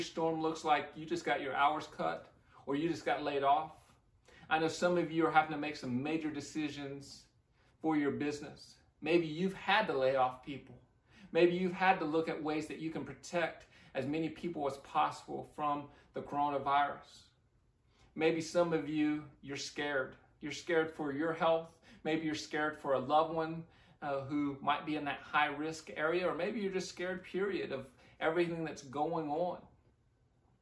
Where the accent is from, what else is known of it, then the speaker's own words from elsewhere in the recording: Midwest, United States; now in Leon Valley, United States; I grew up in the Midwest